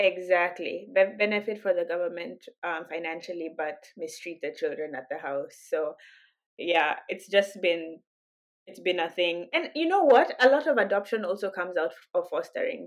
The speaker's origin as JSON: {"language": "English", "country": "Kenya", "tie": "born or raised there", "moved": "yes", "said": "growing up in Kenya"}